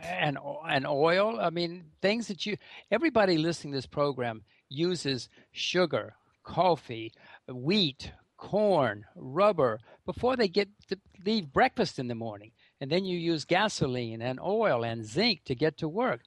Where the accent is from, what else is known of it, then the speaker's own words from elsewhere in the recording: United States; I'm an American